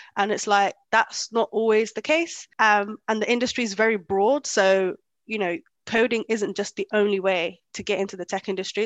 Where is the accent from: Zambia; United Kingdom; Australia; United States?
United Kingdom; London; English is a second language; moved away as an adult; also born or lived in Kenya; I grew up in London most of my life. Um, up until like two years ago